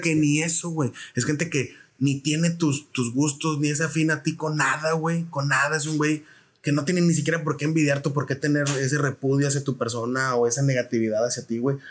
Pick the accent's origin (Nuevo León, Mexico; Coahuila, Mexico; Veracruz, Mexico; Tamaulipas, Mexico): Tamaulipas, Mexico; Reynosa; accent: fronterizo; moved away as an adult; also born or lived in San Luis Potosí / Querétaro / Mexico City; soy del norte. ¿De dónde? De Tamaulipas. Y ya como que chale. Y luego, ¿de qué parte? De carro, hermano? De Reynosa